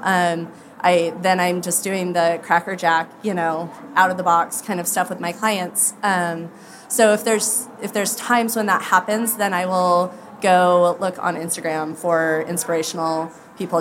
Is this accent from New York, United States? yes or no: no; Idaho, United States; I'm from Idaho